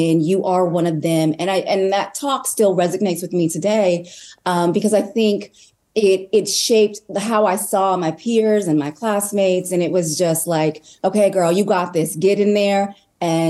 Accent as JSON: {"language": "English", "town": "Anchorage", "region": "Alaska", "country": "United States", "tie": "born or raised there", "also_born_or_lived": "Washington, D.C.", "moved": "as an adult", "said": "especially in Anchorage, where I grew up"}